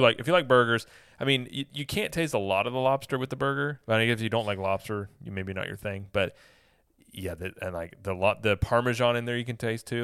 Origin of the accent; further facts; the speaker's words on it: Midwest, United States; I'm from the Midwest